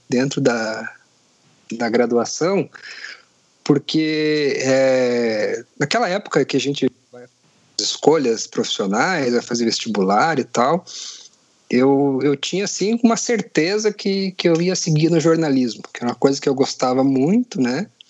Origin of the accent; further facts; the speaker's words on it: Curitiba, Paraná, Brazil; Sou de, de Curitiba, como você falou, sou coxa branca